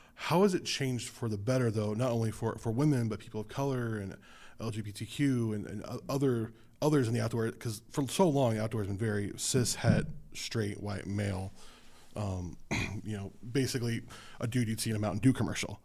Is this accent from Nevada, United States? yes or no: yes; Las Vegas, Nevada, United States; moved away as an adult; also born or lived in Southern California; now in Southern Oregon, United States; I'm a city kid. I'm from Las Vegas in Southern California